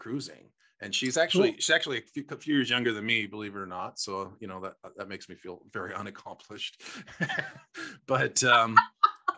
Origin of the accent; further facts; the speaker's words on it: Canada; we're from Canada